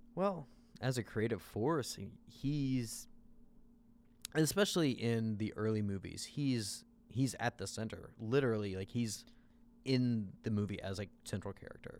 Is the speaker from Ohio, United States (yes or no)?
no; Southern Illinois, United States; now in Chicago, United States; I grew up in Southern Illinois.